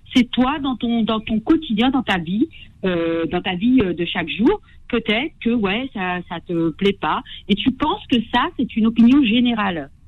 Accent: France; je suis de culture française, je suis née en France

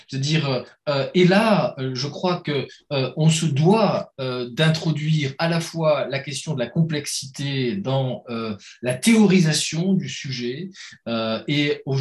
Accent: Metz, Grand Est, France; mais bon, je viens de Metz, commencez pas à chercher des.

